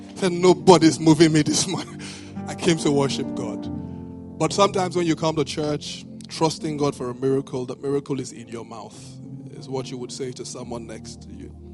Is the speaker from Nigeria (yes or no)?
yes; Benin City, Edo, Nigeria; now in Lagos, Nigeria; I grew up in Benin